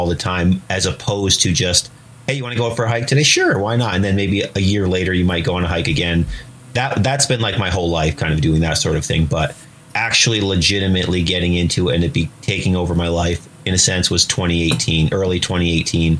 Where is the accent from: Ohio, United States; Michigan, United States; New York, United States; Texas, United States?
New York, United States; Lake Placid; I grew up in Lake Placid, New York, which is right in the heart of the High Peaks here in the Adirondacks, which is where I live again now